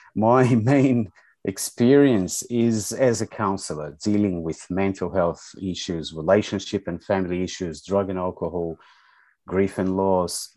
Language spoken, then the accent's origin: English; São Paulo, Brazil; English is a second language; moved away as an adult; now in Melbourne, Australia; You know that I'm Brazilian. I was mm. mm. born and raised in, in Sao Paulo, back in, in Brazil, my home country